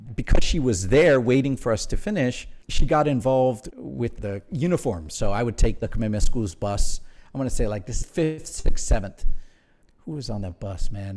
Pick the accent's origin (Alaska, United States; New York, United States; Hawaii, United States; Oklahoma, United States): Hawaii, United States; Honolulu; moved away as an adult; also born or lived in Aiea, Hawaii / Pearl City, Hawaii / Nuuanu, Honolulu; I grew up pretty much my early years in Aiea, Pearl City, New, Newtown, to be specific.